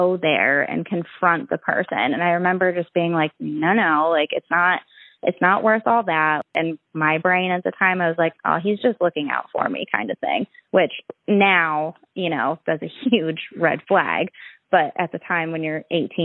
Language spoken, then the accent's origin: English; Mansfield, Ohio, United States; I grew up in Mansfield, Ohio